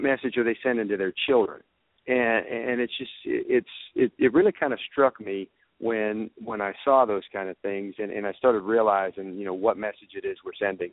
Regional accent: Georgia, United States; here in my home state

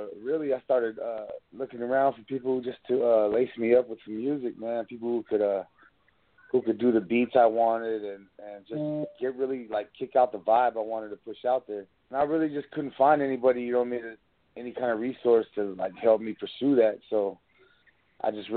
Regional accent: Blythe, California, United States; I'm from Blythe, California.

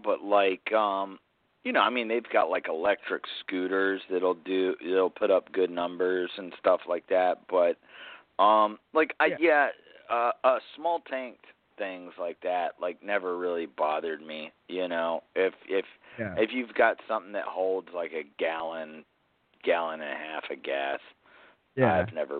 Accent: South Carolina, United States; where I grew up in South Carolina, because like it was like an hour from Charleston, which was like essentially like the hub of the South back then

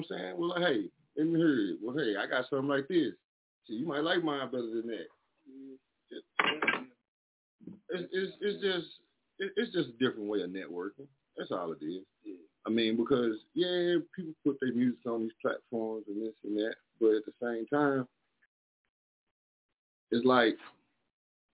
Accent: Texas, United States; moved away; I'm from Texas

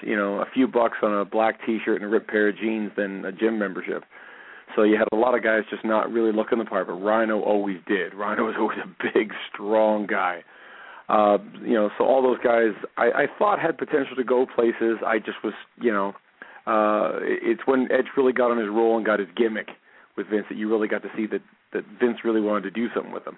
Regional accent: Canada; I'm a Canadian

